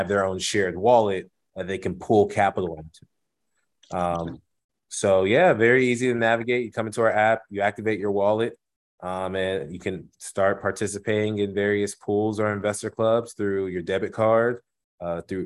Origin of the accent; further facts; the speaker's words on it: Houston, Texas, United States; also born or lived in Evanston, Illinois; born and raised in Houston to Nigerian immigrants